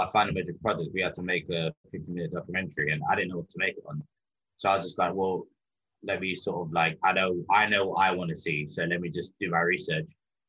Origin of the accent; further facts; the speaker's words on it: England, United Kingdom; growing up in England, obviously you watch football all the time.